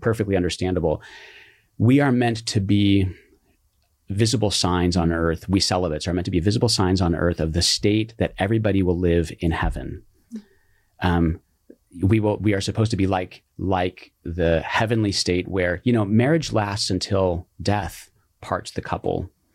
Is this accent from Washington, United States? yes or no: no; Colorado, United States; now in Silverado Canyon, United States; I grew up in Colorado